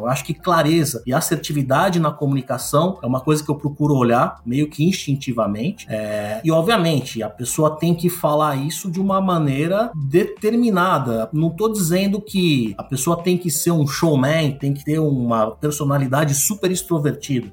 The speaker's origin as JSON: {"language": "Portuguese", "region": "São Paulo", "country": "Brazil", "tie": "born or raised there", "said": "nascido e criado em São Paulo"}